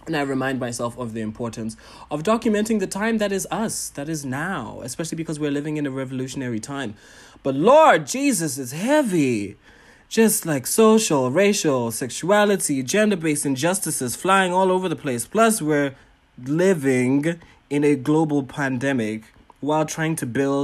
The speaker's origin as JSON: {"language": "English", "country": "Botswana", "said": "I am a Ghanaian, Tanzanian, Pan-African entertainer, curator, and entrepreneur from Botswana"}